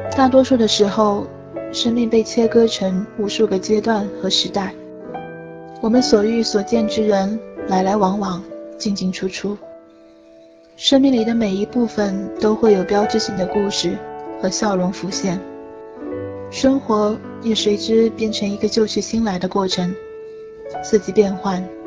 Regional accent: Gucheng, China; 会出生并成长的地方有一个很美的名字，叫古城

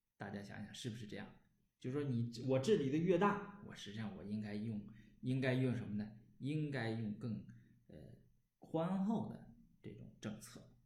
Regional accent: Northeast China, China; accent: Northeastern dialect; 用我们东北话说

